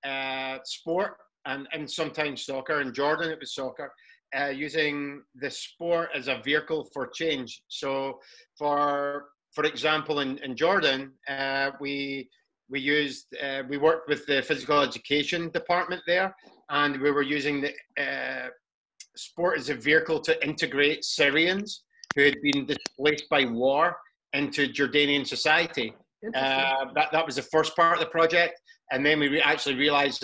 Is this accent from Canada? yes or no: no; Scotland, United Kingdom; I'm from Scotland